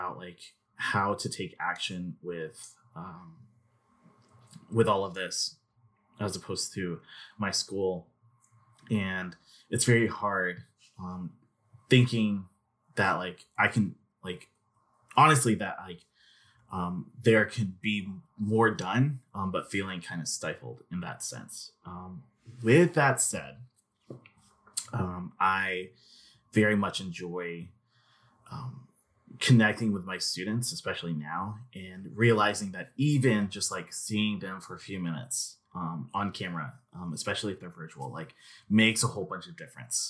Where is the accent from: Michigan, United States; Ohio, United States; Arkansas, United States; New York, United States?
Arkansas, United States; I grew up in Arkansas for the most part. I lived in BB for most of my life